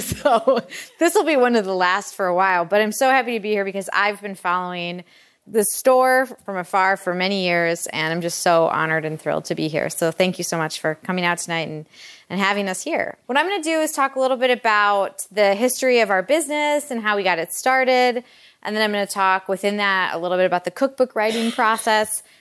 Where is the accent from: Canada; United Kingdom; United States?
United States; Detroit, Michigan; also born or lived in Kalamazoo, Michigan / New York; I grew up in the Metro Detroit area